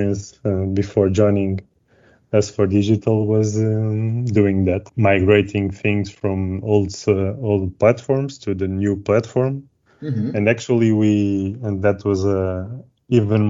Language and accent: English; Lisbon, Portugal; I'm from Lisbon, as I told you, and mm-hmm. I've always been around here, studied here